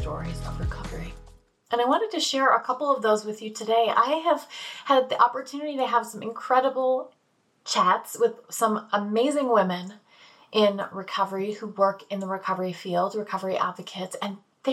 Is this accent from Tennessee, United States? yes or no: yes; Eastern Tennessee, United States; I'm from Eastern Tennessee in the mountains